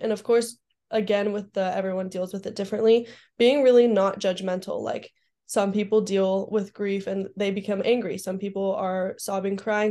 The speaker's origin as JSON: {"language": "English", "region": "Southern California", "country": "United States", "tie": "born or raised there", "said": "I grew up in SoCal, so the beach for me is a really good calming place."}